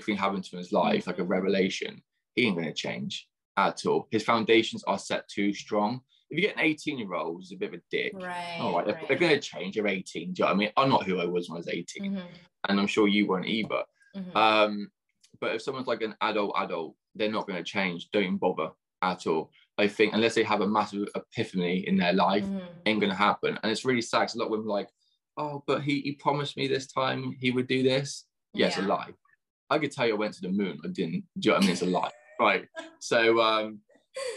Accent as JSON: {"language": "English", "area": "near Bath", "region": "South West England", "country": "United Kingdom", "tie": "born or raised there", "said": "I grew up in England, so I'm in southwest of England, so near Bath, the Roman Baths"}